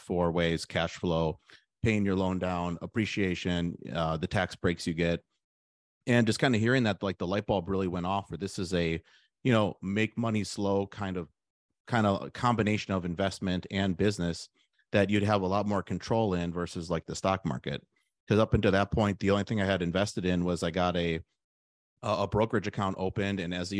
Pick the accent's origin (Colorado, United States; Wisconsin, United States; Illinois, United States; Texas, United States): Wisconsin, United States; Milwaukee; I'm from the Milwaukee area. So then I went to UW-Madison for college.